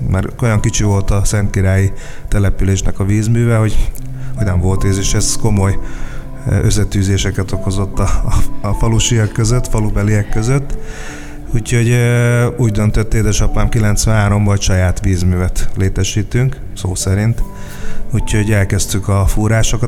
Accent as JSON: {"language": "Hungarian", "town": "Kecskemét", "region": "Bács-Kiskun", "country": "Hungary", "tie": "born or raised there", "said": "Kecskemétre megérkezett a judó, és akkor 6 éves koromban átmentem a, a judóra"}